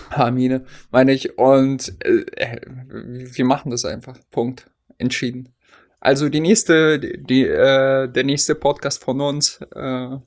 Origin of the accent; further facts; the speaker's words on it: Hesse, Germany; now in Oldenburg, Germany; hier in äh, Oldenburg gibt es auch Grünkohl im Glas. Ich glaube, das gab es bei uns in Hessen nicht.